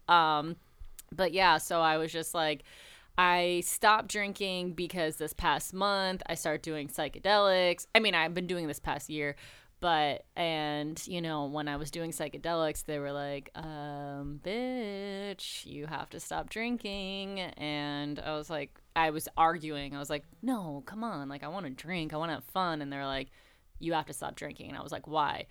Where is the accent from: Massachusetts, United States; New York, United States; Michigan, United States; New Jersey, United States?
New York, United States; Buffalo; moved away as an adult; I'm from Buffalo, home of the Bills and Niagara Falls and chicken wings